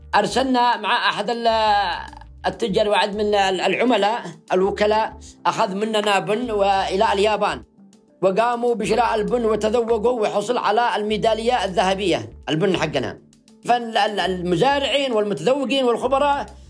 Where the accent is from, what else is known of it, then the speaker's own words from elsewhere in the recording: Yemen; بلادنا اليمن